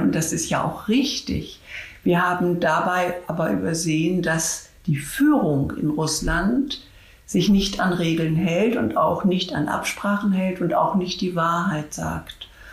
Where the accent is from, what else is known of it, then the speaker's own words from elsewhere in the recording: Germany; uns in Deutschland